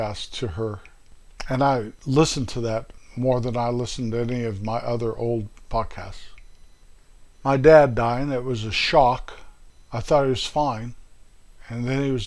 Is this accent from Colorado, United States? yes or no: yes; north central Colorado, United States; moved away as an adult; also born or lived in Midwest; that little town up in north central Colorado, my hometown